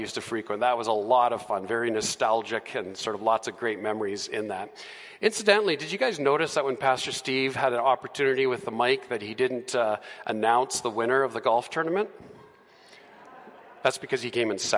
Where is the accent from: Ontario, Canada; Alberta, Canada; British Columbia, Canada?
Alberta, Canada; Edmonton; also born or lived in Calgary; I was born and raised here in Edmonton, so that's my hometown